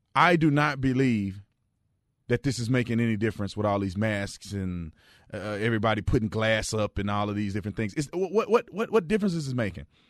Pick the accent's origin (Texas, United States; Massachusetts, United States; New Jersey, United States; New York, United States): Texas, United States; Fort Worth; now in Arizona, United States; I grew up in Fort Worth, Texas